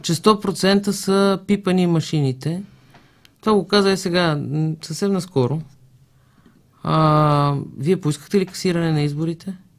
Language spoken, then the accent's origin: Bulgarian; Haskovo, Haskovo Province, Bulgaria; moved away; Аз съм от Хасково. Казвам ви, че майка ми и баща ми живеят там